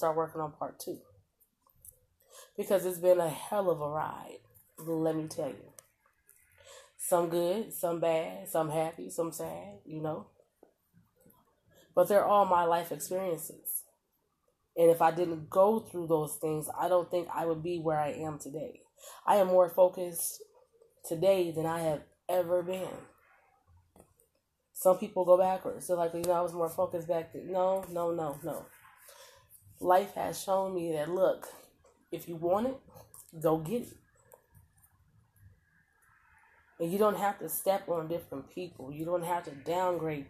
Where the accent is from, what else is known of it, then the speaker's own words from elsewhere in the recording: Omaha, Nebraska, United States; I'm from Omaha, Nebraska, born and raised. Now, I've lived other places, yes. But for the most part, Omaha, Nebraska